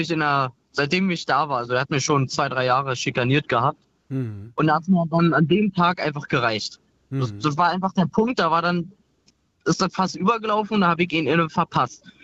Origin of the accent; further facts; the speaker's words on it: Glöwen, Brandenburg, Germany; Aus Glöwen.